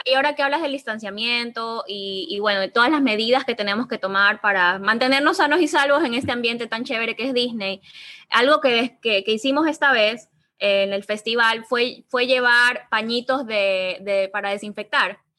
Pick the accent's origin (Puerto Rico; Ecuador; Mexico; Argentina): Ecuador; somos ecuatorianos, no somos mexicanos